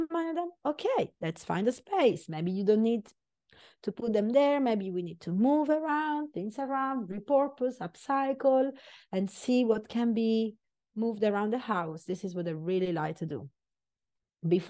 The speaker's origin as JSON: {"language": "English", "region": "Sicily", "country": "Italy", "moved": "yes", "said": "I am very Italian. I'm from Sicily."}